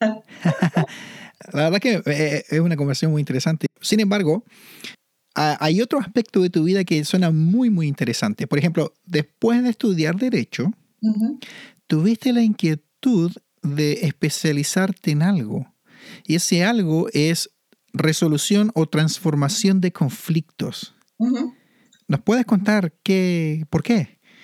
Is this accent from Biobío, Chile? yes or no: no; Santiago, Santiago Metropolitan Region, Chile; moved away; also born or lived in Manitoba, Canada; Yo viví en Santiago y nací y fui criado y siempre tuve la montaña al frente mío